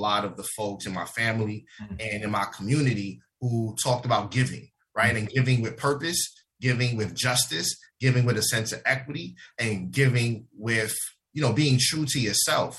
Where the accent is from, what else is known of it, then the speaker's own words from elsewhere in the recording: New York City, New York, United States; I was born and raised in the South Bronx, 1016 Bryant Avenue